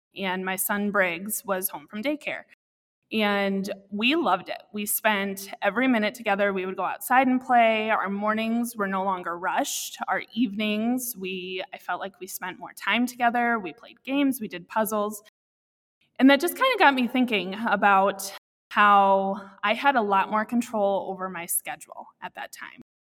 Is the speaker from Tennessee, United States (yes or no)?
no; Iowa City, Iowa, United States; also born or lived in Cascade, Iowa / Dubuque, Iowa; I grew up in Iowa City, and I was constantly around kids